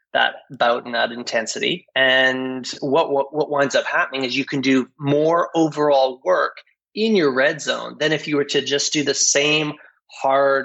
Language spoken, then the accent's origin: English; Canada; moved away as an adult; also born or lived in Australia / New Zealand; as a Canadian